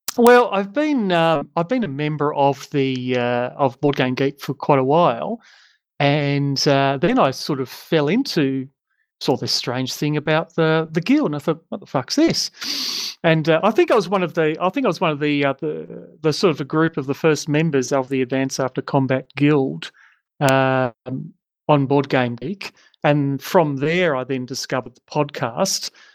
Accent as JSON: {"language": "English", "region": "Tasmania", "country": "Australia", "said": "I'm actually from Tasmania"}